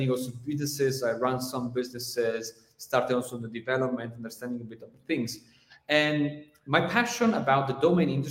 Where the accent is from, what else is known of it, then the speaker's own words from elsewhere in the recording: Venice, Veneto, Italy; I'm from Italy, Venice